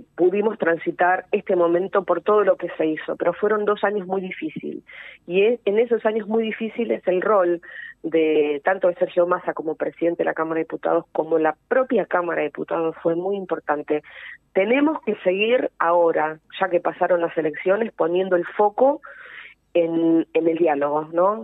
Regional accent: Avellaneda, Buenos Aires Province, Argentina; yo eh, soy de Avellaneda

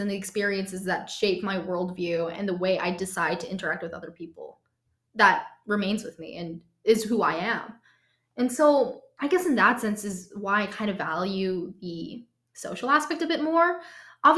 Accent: Minnesota, United States; I'm from Minnesota

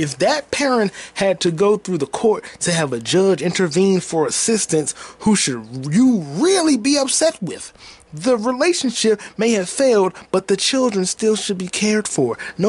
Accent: Atlanta, Georgia, United States; Yeah, I'm from Atlanta. … where the players play.

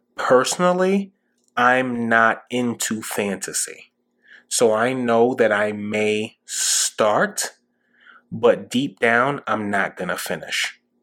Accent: New York City, New York, United States; growing up in New York City during 9 11

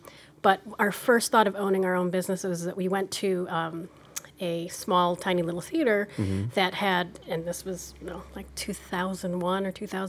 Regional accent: outside of Chicago, Illinois, United States; moved away as an adult; also born or lived in San Diego / South Carolina; now in Norfolk, United States; I grew up in outside of Chicago.

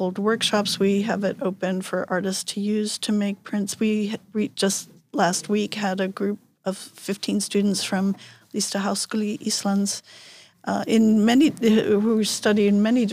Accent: New York, United States; moved away as an adult; now in Seyðisfjörður, Iceland; I was born in New York and I have lived most of my life in New York, and worked in New York

